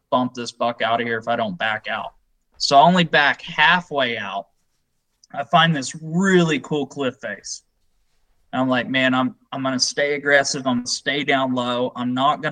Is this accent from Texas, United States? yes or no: yes; Texas, United States; I'm from Texas